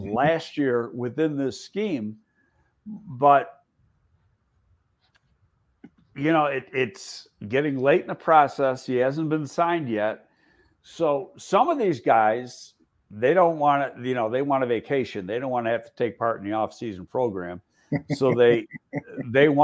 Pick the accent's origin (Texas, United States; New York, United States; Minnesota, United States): New York, United States; Buffalo; moved away; I always go back to Buffalo. It's my hometown